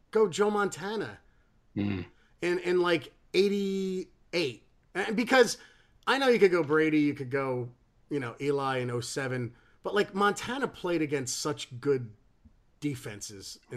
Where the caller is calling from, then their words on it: England, United Kingdom; I'm ringing in from England.